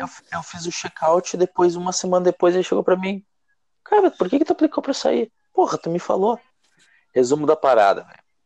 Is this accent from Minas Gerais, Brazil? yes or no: no; Rio Grande do Sul, Brazil; moved away as an adult; now in Ireland; Eu sou do Rio Grande do Sul, só que eu não sou de Porto Alegre